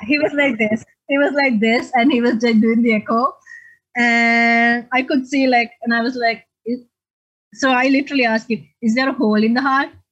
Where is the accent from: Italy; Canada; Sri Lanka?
Sri Lanka; also born or lived in Australia; now in Arlington, United States; I'm originally from Sri Lanka